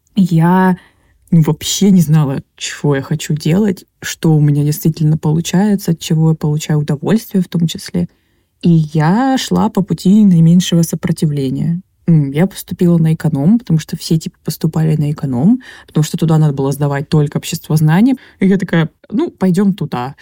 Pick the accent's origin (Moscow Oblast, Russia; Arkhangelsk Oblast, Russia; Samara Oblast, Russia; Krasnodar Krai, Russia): Krasnodar Krai, Russia; Krasnodar; я из Краснодара, у нас там как бы зерновой край